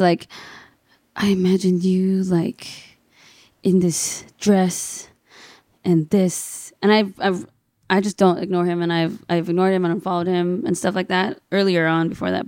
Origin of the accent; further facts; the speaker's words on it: Fontana, California, United States; moved away as an adult; now in Brea, United States; I'm a Filipino Chinese American from the I E, Fontana